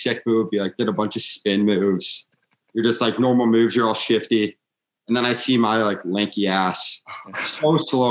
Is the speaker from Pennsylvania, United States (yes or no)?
no; St. Louis, Missouri, United States; moved away as an adult; I'm from St. Louis, Missouri, and I grew up playing there.